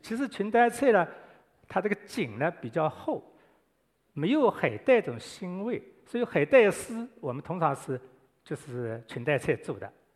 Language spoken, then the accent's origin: Chinese; Guangdong, China; 我们广东人很喜欢煲粥、煲汤